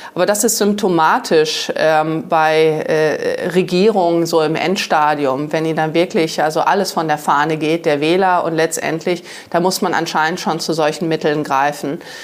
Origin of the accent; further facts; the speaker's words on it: Germany; Ich liebe Deutschland, ich liebe mein Vaterland